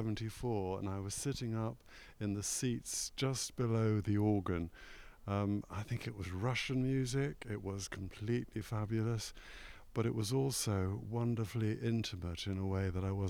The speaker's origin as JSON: {"language": "English", "region": "London", "country": "United Kingdom", "tie": "born or raised there", "moved": "yes", "lives_now": "Leeds, United Kingdom", "said": "when I was a young boy growing up in West London"}